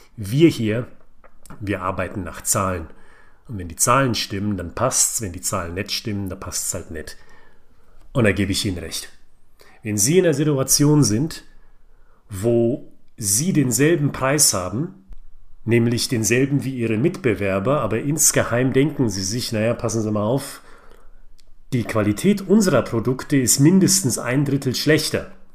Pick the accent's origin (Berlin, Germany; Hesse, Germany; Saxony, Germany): Hesse, Germany; Frankfurt am Main; ich bin ein Frankfurter Bub